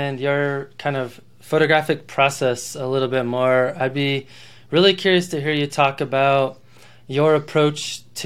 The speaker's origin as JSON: {"language": "English", "region": "Colorado", "country": "United States", "tie": "born or raised there", "said": "I live in Colorado, and I grew up in Colorado"}